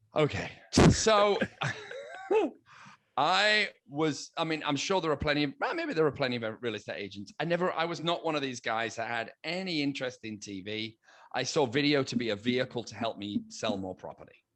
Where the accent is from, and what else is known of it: United Kingdom; now in United States